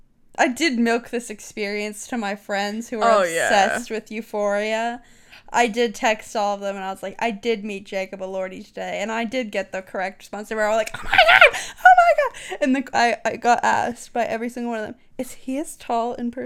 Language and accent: English; Canada; I'm sorry. I'm sorry. I'm a Canadian. We're not supposed to get along.